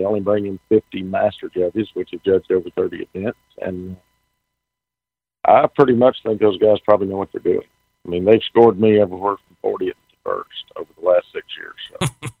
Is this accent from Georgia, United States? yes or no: yes; Marietta, Georgia, United States; Marietta, Georgia, which is here, basically my hometown.